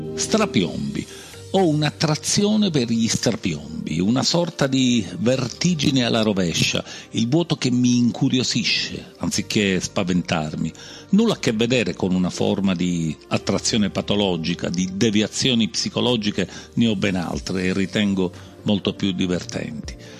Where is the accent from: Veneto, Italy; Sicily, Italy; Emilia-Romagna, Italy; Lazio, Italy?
Sicily, Italy; da noi in Sicilia